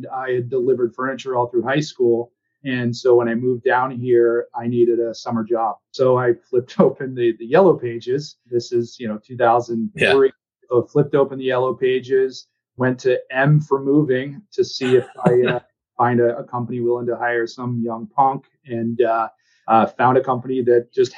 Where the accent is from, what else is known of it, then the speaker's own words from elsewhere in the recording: Northern Maine, United States; moved away as an adult; also born or lived in Boston area; now in Boston, United States; I grew up in Northern Maine. So about six hour drive from Boston